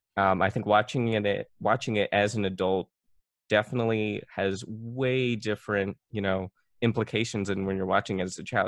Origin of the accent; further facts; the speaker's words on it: Philippines; I'm Filipino